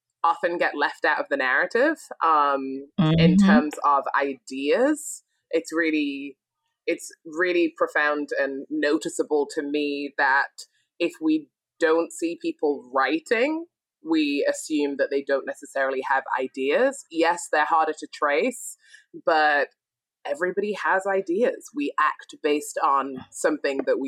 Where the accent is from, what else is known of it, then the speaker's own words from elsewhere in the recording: Sunderland, North East England, United Kingdom; moved away as an adult; also born or lived in Glasgow, Scotland / Nashville, Tennessee; now in United States; I was born and raised in the north of England. Well, I was born in Scotland, raised in England